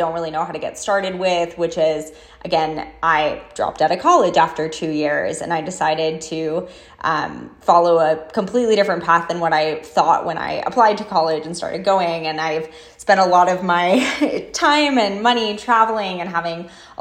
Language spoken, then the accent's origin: English; New York, United States; moved away as an adult; also born or lived in Seattle / San Diego; now in Las Vegas, United States; I need to leave my hometown